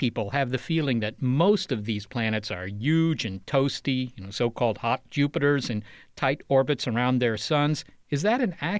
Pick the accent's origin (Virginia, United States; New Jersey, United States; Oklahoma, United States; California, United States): Virginia, United States; Well, it's mainly stuff from growing up in Virginia, plus some grad school and astronomy stuff.